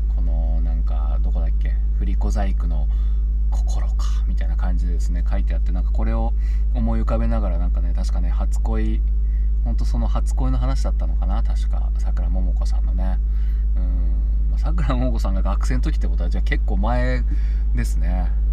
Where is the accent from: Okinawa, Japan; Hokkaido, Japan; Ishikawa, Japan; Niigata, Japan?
Niigata, Japan; Tsubame; 僕の地元の新潟県の燕市の小池っていう地域の地区にいるんですけど